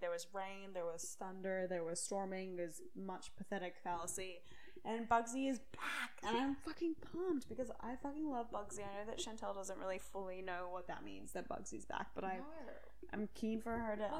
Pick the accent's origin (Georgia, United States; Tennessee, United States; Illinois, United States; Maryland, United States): Maryland, United States; moved away; also born or lived in Orange County, California; I was born in Maryland.